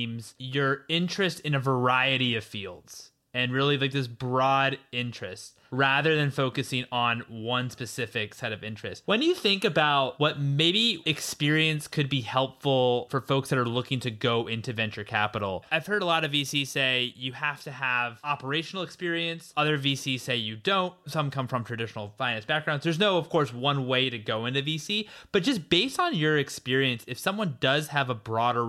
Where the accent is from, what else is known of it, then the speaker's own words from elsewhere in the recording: Washington, District of Columbia, United States; I'm from Washington, D.C.